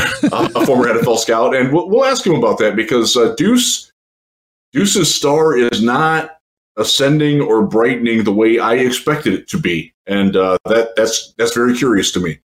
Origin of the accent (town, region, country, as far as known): Cleveland, Ohio, United States; born or raised there